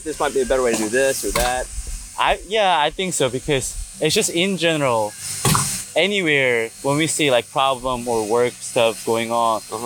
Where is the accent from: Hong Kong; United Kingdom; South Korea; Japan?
South Korea; now in Kentucky, United States; I'm from South Korea